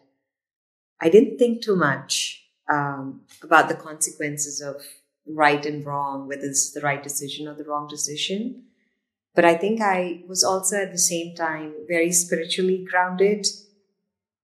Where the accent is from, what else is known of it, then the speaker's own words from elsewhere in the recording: India; moved away; being in India or growing up in India